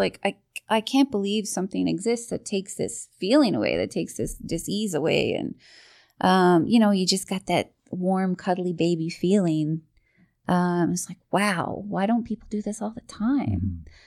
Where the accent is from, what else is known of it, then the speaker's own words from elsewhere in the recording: Portugal Cove South, Newfoundland and Labrador, Canada; I, I grew up in Newfoundland, very small town, uh, Portugal Cove, south